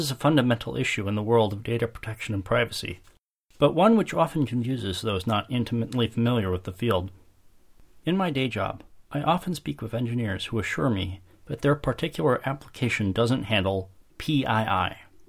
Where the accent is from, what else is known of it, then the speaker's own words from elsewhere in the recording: Chicago, Illinois, United States; my hometown of Chicago